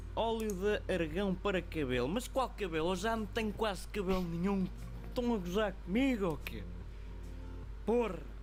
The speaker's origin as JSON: {"language": "Portuguese", "country": "Portugal", "said": "nós somos portugueses"}